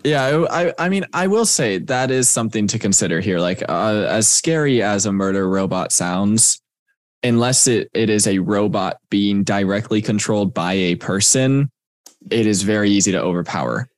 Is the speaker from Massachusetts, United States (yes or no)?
no; Texas, United States; moved away; I'm from Texas